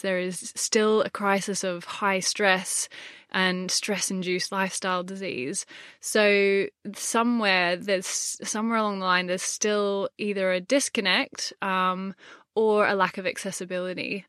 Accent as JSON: {"language": "English", "town": "Gold Coast", "region": "Queensland", "country": "Australia", "tie": "born or raised there", "moved": "as an adult", "lives_now": "London, United Kingdom", "said": "I grew up on the Gold Coast"}